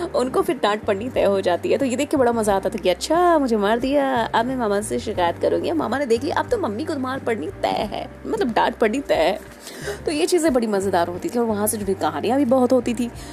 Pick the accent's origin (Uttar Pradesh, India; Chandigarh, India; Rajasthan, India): Uttar Pradesh, India; मैं बेसिकली उत्तर प्रदेश से हूँ